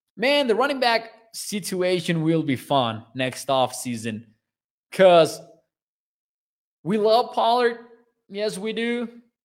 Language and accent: English; Mexico; I'm from Mexico. I am Mexican.